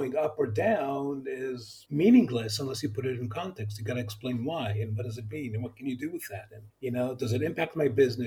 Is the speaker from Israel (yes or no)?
yes; Israel; accent: American; also born or lived in Los Angeles, California, United States; So I was born in L.A. I'm a native Californian. And then when I was about 7 years old, the family moved back to Israel